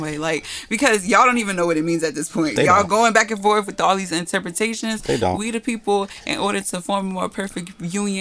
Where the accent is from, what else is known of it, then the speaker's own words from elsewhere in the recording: Elizabeth, New Jersey, United States; growing up in Elizabeth, they used to call me American